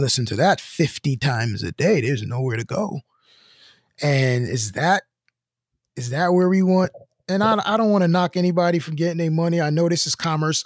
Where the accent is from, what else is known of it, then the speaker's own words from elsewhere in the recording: New York City, New York, United States; I'm from Brooklyn